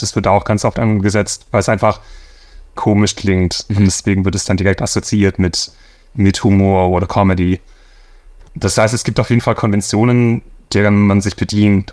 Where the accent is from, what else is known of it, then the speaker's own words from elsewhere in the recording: Swabia, Baden-Württemberg, Germany; moved away as an adult; now in Los Angeles, United States; Für mich als Schwabe